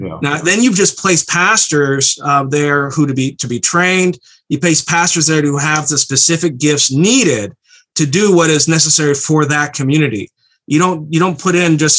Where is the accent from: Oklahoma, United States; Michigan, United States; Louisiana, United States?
Michigan, United States; Berrien Springs; I grew up in the Mecca, Bering Springs, and I was raised in the system